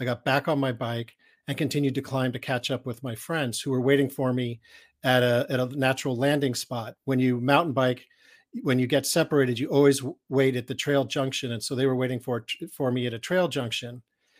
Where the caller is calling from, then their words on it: California, United States; I'm coming from Northern California in a place called Marin County, which is right over the Golden Gate Bridge from San Francisco.